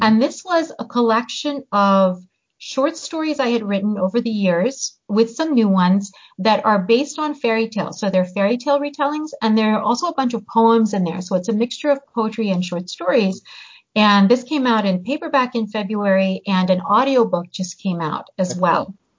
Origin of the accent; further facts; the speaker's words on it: United States; first language Hungarian; also born or lived in Hungary; I grew up in the US. Uh, we moved here when I was seven, and I grew up speaking English